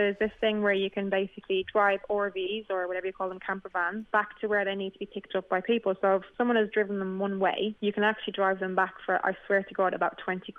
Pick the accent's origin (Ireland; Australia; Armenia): Ireland; Dublin, Leinster; now in United Kingdom; I'm from Temple Oak in Dublin.